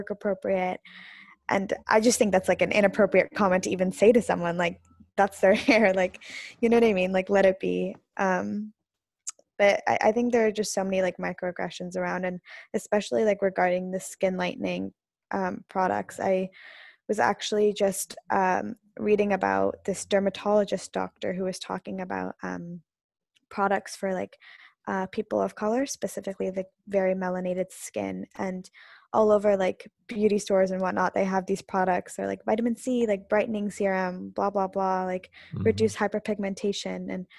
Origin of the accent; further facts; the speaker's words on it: South India, India; And especially in India, I'm South Indian, and South Indian people are usually darker skin than North Indian.